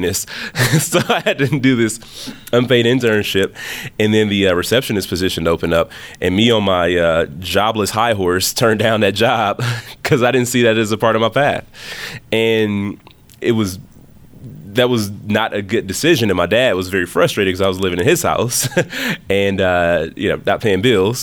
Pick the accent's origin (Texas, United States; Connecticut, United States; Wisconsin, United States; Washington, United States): Wisconsin, United States; Milwaukee; also born or lived in Alabama; born and raised in the city of Milwaukee